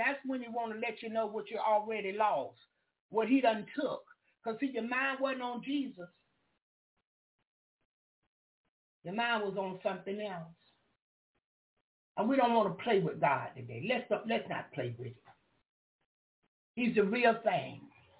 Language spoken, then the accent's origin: English; the South, United States; See, I'm from the South. I'm from the country.